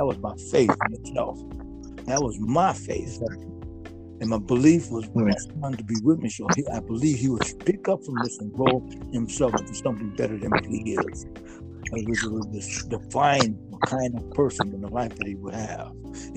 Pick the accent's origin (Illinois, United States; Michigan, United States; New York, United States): Michigan, United States; Detroit; moved away as an adult; also born or lived in California / Ohio / Chicago; I'm originally from Detroit, Michigan.